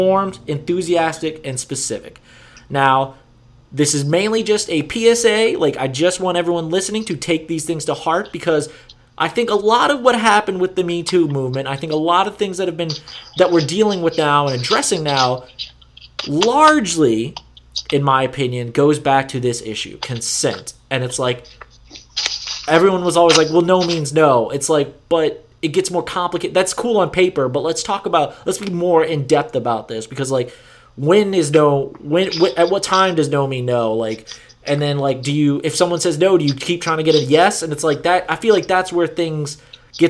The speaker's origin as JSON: {"language": "English", "region": "Louisiana", "country": "United States", "tie": "born or raised there", "said": "my home state of Louisiana"}